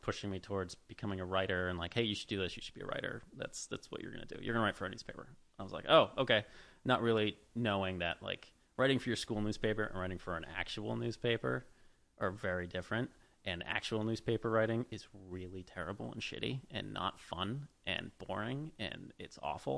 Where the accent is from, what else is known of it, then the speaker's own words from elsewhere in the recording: Boston, Massachusetts, United States; moved away as an adult; also born or lived in California; now in Los Angeles, United States; I grew up in Boston. Like, I'm from Massachusetts.